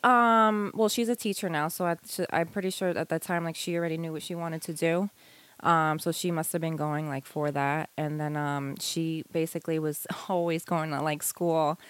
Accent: Long Island, New York, United States; moved away as an adult; also born or lived in Hawaii / Florida; now in North Carolina, United States; I was born and raised in New York and okay. Long Island also, and I lived there all the way up until I was uh, nineteen

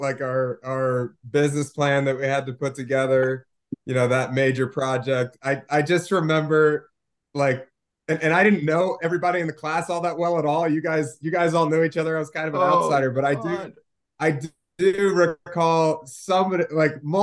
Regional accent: Maryland, United States; moved away; also born or lived in West Virginia; I grew up in Maryland, so Ravens, Orioles, you know, those are my teams.

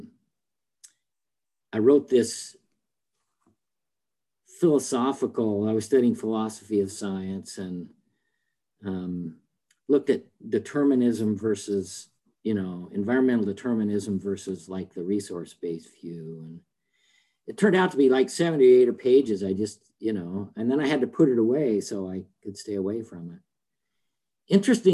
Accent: Salt Lake City, Utah, United States; I grew up in Salt Lake City, Utah

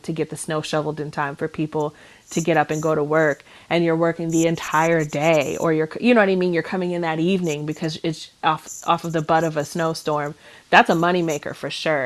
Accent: Cleveland, Ohio, United States; I'm from Cleveland. I'm from the snow belt

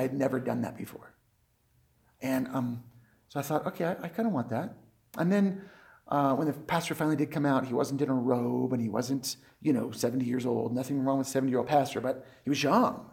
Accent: United States; also born or lived in Colorado; I'm an American, so of course I'm going to go to church.

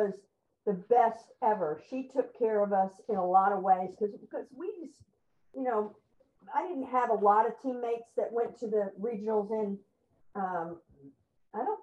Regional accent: Houston, Texas, United States; I grew up in Houston

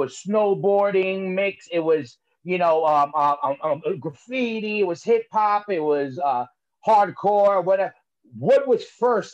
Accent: New Jersey, United States; I'm growing up Jersey, different from Ireland.

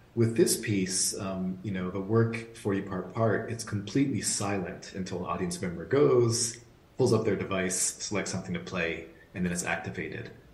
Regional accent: outside of Boston, Massachusetts, United States; a young kid growing up outside of Boston

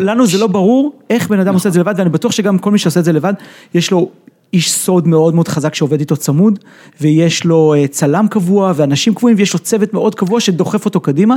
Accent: Israel

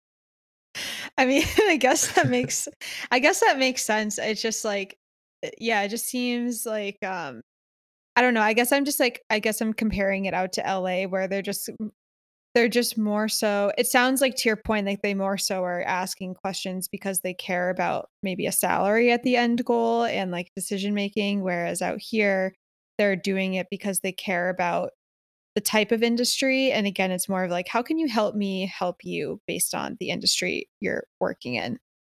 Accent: Connecticut, United States; also born or lived in Philadelphia; now in Los Angeles, United States; growing up in Connecticut

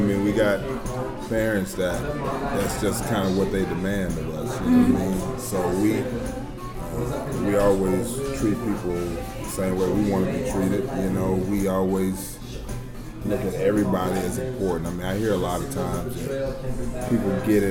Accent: North Central Texas, United States; now in Toronto, Canada; So I grew up in North Central Texas.

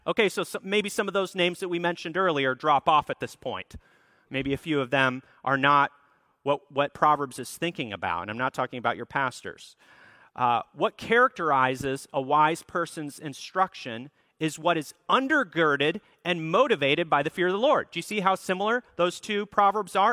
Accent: Minneapolis, Minnesota, United States; the church that I grew up at in Minneapolis, Minnesota

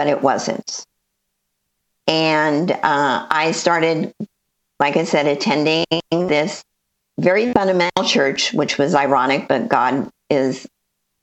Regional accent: Los Angeles, California, United States; moved away as an adult; also born or lived in Northeast Ohio; now in Ohio, United States; I lived there my whole life, born and raised in the San Fernando Valley.

